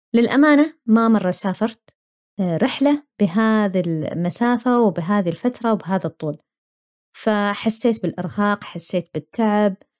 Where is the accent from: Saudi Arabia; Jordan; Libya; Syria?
Saudi Arabia; moved away as an adult; now in Australia; أنا ماني أول ولا آخر واحدة طلعت ابتعاث